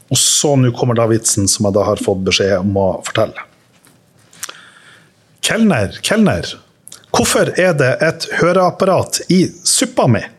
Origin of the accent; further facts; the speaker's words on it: Sunnmøre, Møre og Romsdal, Norway; Jeg er sunnmøring